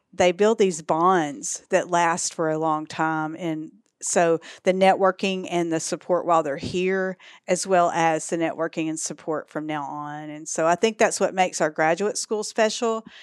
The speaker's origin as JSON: {"language": "English", "region": "East Texas", "country": "United States", "tie": "born or raised there", "also_born_or_lived": "Dallas, Texas", "accent": "Texas", "moved": "as an adult", "lives_now": "Arkansas, United States", "said": "Born and raised in East Texas, and I moved here from Dallas"}